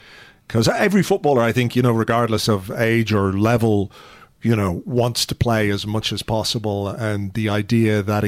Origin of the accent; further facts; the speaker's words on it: Yorkshire and the Humber, United Kingdom; also born or lived in Croydon; I was born in Croydon, but grew up in Yorkshire.